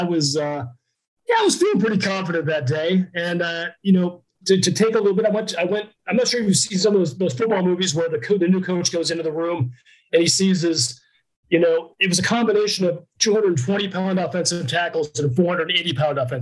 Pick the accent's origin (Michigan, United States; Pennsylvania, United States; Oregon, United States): Pennsylvania, United States; moved away as an adult; also born or lived in Madison, Wisconsin; I'm from Pennsylvania